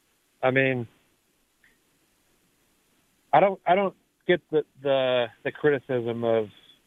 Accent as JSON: {"language": "English", "town": "Arlington Heights", "region": "Illinois", "country": "United States", "tie": "born or raised there", "said": "I'm from Chicago. I grew up in Arlington Heights all my life."}